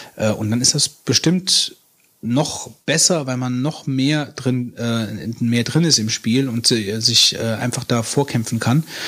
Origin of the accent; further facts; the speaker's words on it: West Germany, Germany; ich komme aus dem Westen